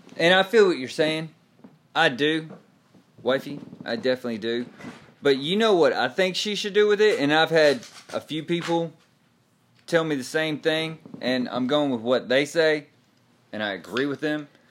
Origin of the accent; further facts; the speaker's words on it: Texas, United States; now in Tulsa, United States; I live in Tulsa. I am still a Cowboy fan because I am from Texas